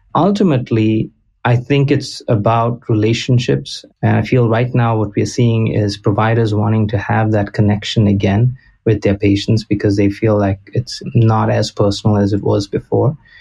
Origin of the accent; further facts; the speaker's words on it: Goa, India; moved away as an adult; now in United States; I'm originally from Goa in India